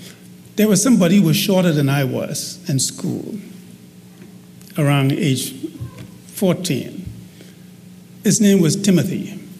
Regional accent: Mastic Point, North Andros, Bahamas; in the little rural community of Mastic Point.

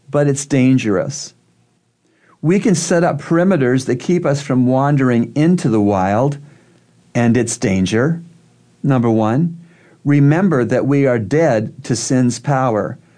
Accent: Idaho, United States; There are reserves that are large tracts of land in the wilderness in my home state of Idaho.

